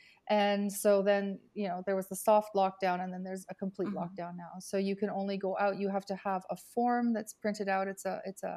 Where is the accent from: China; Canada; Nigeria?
Canada; also born or lived in Italy; now in Milan, Italy; I'm Canadian, but I've been in Italy for 38 years.